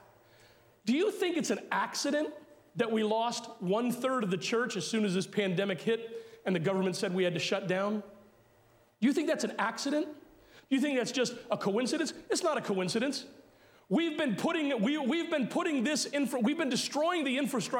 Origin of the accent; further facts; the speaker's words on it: United States; as American Christians